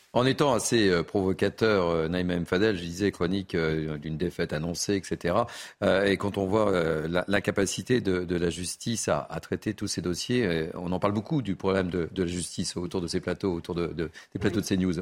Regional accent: the South-West, south-west France, France; je suis originaire du Sud-Ouest

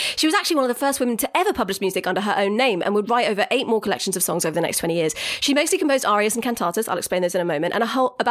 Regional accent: United Kingdom; I'm so British.

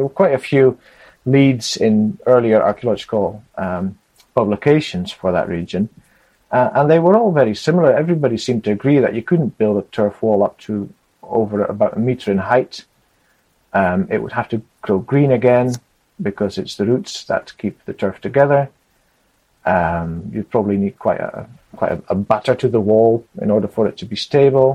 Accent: Netherlands; also born or lived in Scotland; I was born in Scotland, but we moved to the Netherlands when I was 20 months old. So I've grown up in the Netherlands

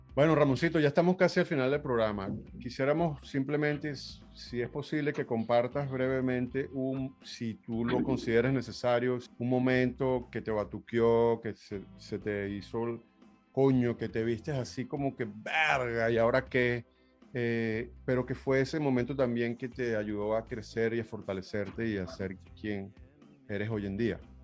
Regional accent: Venezuela; moved away; somos millones los venezolanos que hemos tenido que decir, ¿sabes qué? Para adelante es para allá, me voy

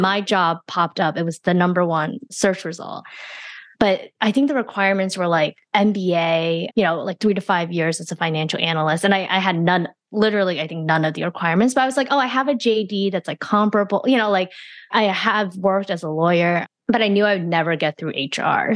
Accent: New Jersey, United States; also born or lived in China / Flushing, Queens, New York; We spent some time there, but I mostly grew up in the suburbs of New Jersey

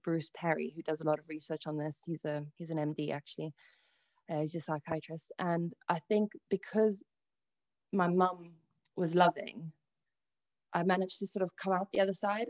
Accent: South Africa; also born or lived in Italy; now in England, United Kingdom; I was born in Italy, I then moved over to South Africa, where I actually had a pretty polarizing upbringing

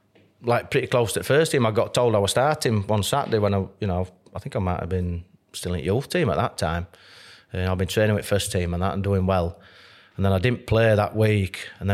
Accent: Barnsley, Yorkshire and the Humber, United Kingdom; I'm from Barnsley, John.

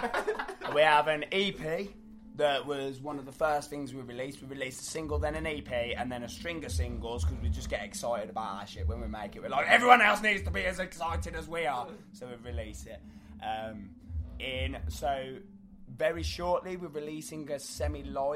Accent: South Staffordshire, West Midlands, United Kingdom; We're still Midlands to the bone

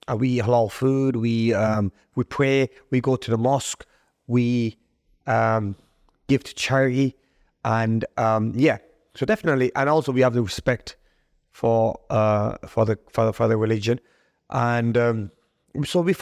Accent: United Kingdom; I um, was raising the flag for Pakistan, even though I'm British. And I was proud of my dual nationality

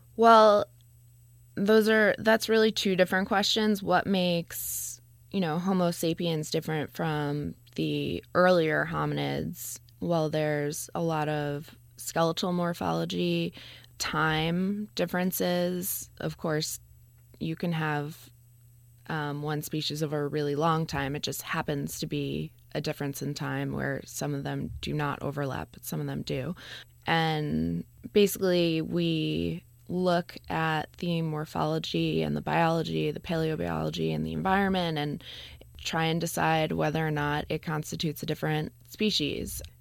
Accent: New York, United States; I grew up in New York

